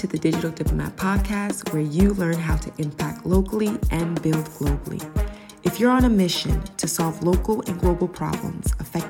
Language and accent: English; Ghana; now in United States; As a Ghanaian-American mother of three, wife, business partner, and more, you'll hear my personal stories and honest experiences